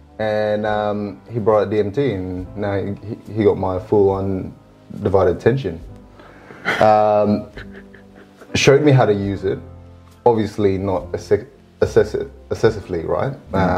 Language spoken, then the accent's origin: English; Singapore; Yes, I'm from Singapore.